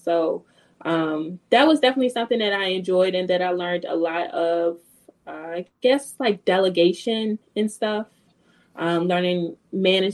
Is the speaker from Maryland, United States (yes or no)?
yes; Baltimore, Maryland, United States; also born or lived in West Virginia; I'm from Baltimore, Maryland. Born and raised